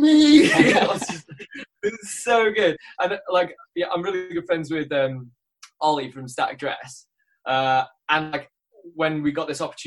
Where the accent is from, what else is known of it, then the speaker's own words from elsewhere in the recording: Isle of Man; also born or lived in Oxford; now in London, United Kingdom; I'm from the Isle of Man originally, but I've been in London for like the past 7 years